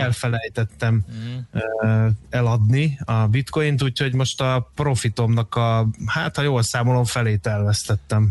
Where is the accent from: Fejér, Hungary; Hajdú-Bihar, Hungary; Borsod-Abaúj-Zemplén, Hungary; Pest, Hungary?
Fejér, Hungary; Dunaújváros; Dunajvárosba, szülővárosomba